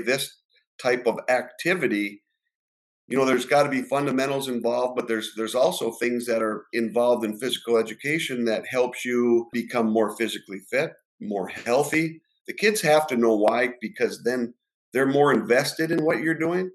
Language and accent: English; Ishpeming, Michigan, United States; I'm from the Upper Peninsula, Ishpeming